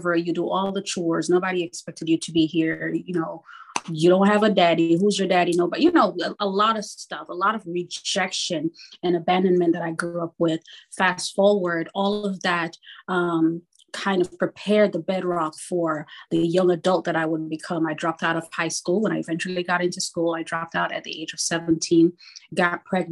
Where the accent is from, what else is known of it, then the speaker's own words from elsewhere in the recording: Kingston, Jamaica; moved away; born in Kingston, Jamaica in the 70s